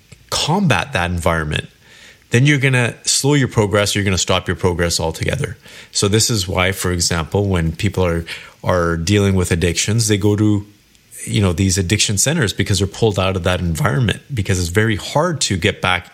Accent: Kelowna, British Columbia, Canada; moved away as an adult; now in Toronto, Canada; I lived in Kelowna, BC, which is where I was born and raised.

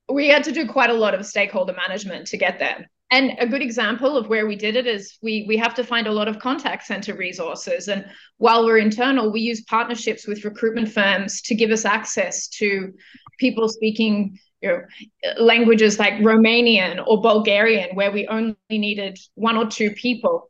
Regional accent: Australia; moved away as an adult; also born or lived in India / Philippines / Lithuania / China; I am originally from Australia

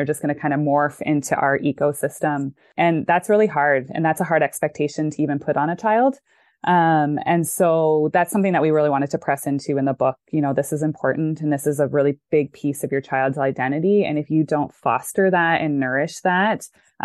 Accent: Canada; moved away as an adult; also born or lived in Chicago, United States; now in Dallas, United States; I grew up in Canada. I lived there till I was 28. And then I came to the US

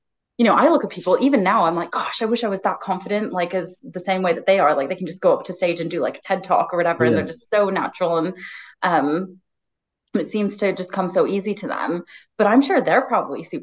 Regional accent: United States; moved away; Growing up in America

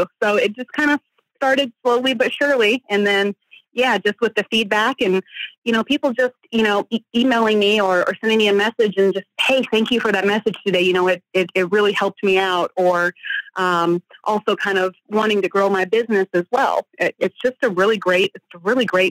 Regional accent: Texas, United States; moved away; I'm from Texas originally

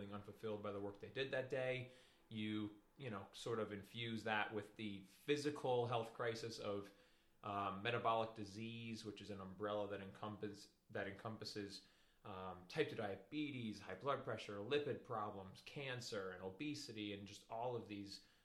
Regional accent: Schenectady, New York, United States; I grew up in Schenectady right here

